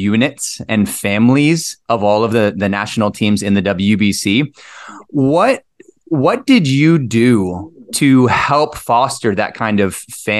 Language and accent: English; Texas, United States; So I am Tejano. I'm my parents, Texas, grandparents, Texas, great grandparents, Texas, until it was since it was Mexico. So I'm pretty far removed from when my family was actually in Mexico. And yet I still have Mexican. I'm from Mexican descent.